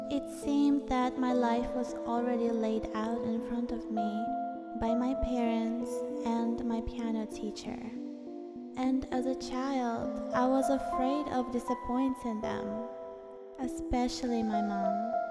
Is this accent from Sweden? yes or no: no; Moscow, Russia; born there; Ever since I was born in Moscow, Russia, I was not bound to walk a regular path.